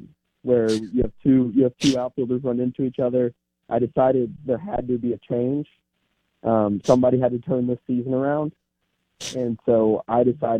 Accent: Atlanta, Georgia, United States; I'm from Atlanta, Georgia.

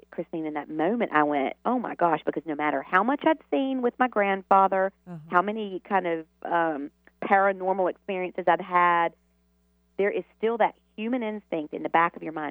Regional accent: the South, United States; born or raised there

